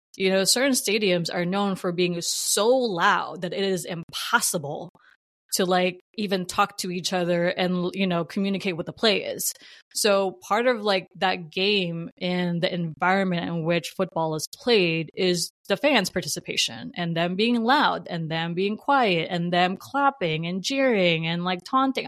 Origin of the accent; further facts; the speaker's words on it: New Jersey, United States; moved away; I'm from New Jersey and I should probably be either uh, Giants or Jets fans